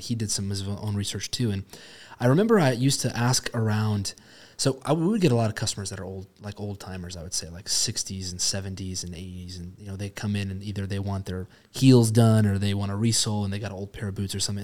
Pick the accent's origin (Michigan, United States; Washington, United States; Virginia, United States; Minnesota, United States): Washington, United States; Spokane; Spokane, I, you know, born and raised here